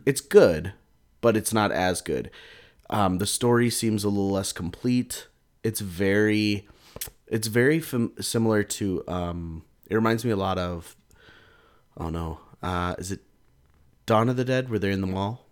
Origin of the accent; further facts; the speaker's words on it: United States; I'm an American